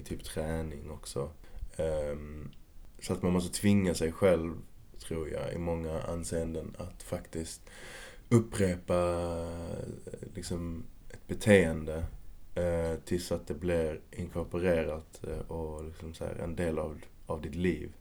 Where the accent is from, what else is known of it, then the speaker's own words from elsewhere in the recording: Malmö, Skåne, Sweden; moved away as an adult; now in Stockholm, Sweden; I Kvarnby i Malmö